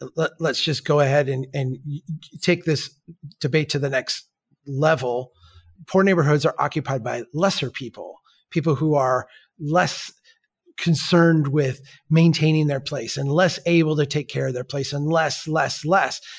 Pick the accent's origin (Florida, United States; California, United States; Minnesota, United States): Minnesota, United States; I'm from Minnesota